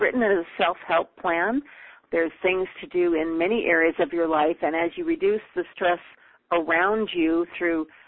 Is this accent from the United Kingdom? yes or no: no; Canada; also born or lived in Peru; now in Calgary, Canada; I now live in Calgary, Alberta. I am Canadian, and we make our home here at the moment